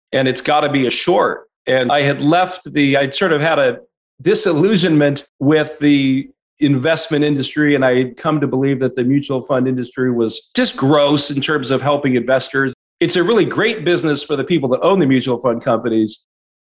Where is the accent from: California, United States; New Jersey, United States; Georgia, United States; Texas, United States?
California, United States; San Francisco Bay Area; also born or lived in Arizona; I was born and raised here in the San Francisco Bay Area